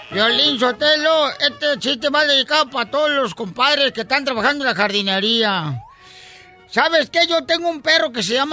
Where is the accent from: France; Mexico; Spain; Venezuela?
Mexico; Monterrey, Nuevo León; somos de Monterrey, León, este, la ciudad más hermosa de todo el mundo, señores.